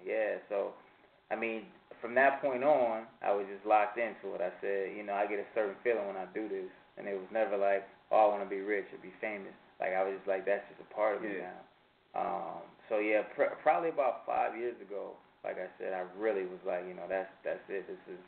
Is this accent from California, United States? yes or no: no; Peoria, Illinois, United States